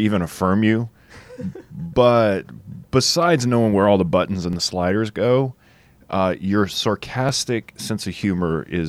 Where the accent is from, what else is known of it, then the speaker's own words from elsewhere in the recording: South Louisiana, United States; I grew up in South Louisiana